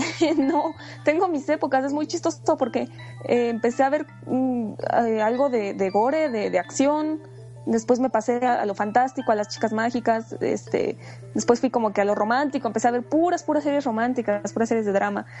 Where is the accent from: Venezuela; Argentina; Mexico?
Mexico; Puebla; now in Mexico City, Mexico; soy una cosplayer que vive en el DF, soy originaria de Puebla